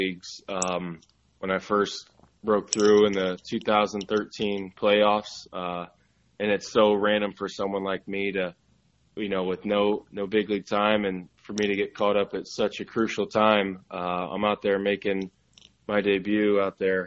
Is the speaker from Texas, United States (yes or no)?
no; Indiana, United States; I'm from Indiana